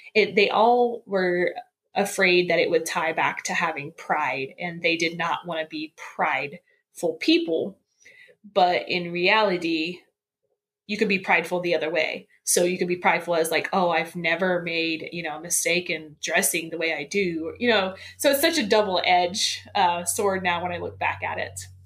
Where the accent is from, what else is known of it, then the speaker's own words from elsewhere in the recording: central Indiana, United States; I was uh, born and raised in Indiana, kind of in the central part of Indiana